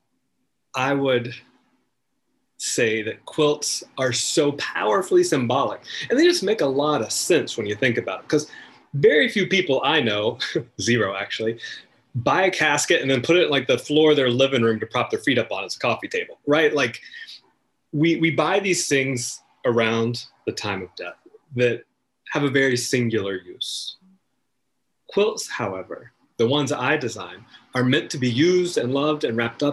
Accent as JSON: {"language": "English", "region": "North Carolina", "country": "United States", "tie": "born or raised there", "said": "I am from North Carolina originally. I grew up in the woods with my brothers and my cousins and my grandparents"}